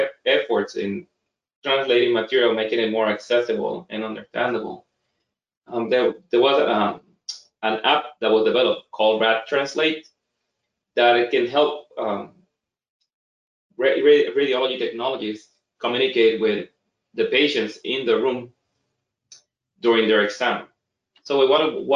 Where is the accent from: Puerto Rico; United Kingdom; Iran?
Puerto Rico; now in Boston, United States; I'm, you know, born and raised in Puerto Rico